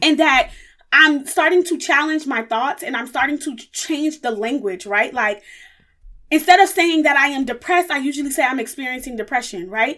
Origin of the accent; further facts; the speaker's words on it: New York City, New York, United States; I was born and raised in the Bronx, New York